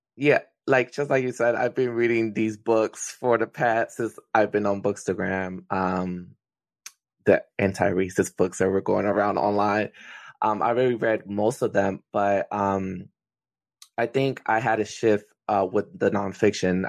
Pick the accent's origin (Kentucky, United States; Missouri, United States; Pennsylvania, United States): Pennsylvania, United States; Philadelphia; I am from Philadelphia, um, so I'm in the Philly area.